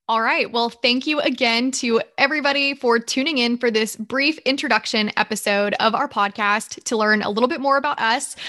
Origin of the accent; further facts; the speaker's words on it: Georgia, United States; moved away as an adult; also born or lived in Nashville, Tennessee; I am originally from the Southeast. So I was raised in Georgia